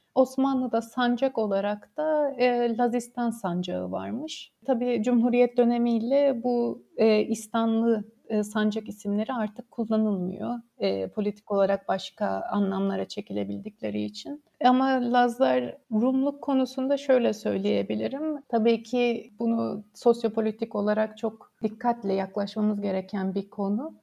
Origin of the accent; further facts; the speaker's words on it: Samsun, Turkey; moved away as an adult; also born or lived in Durham, United Kingdom / St Andrews, United Kingdom; Karadenizli olmamıza rağmen, ben de Samsun'da doğdum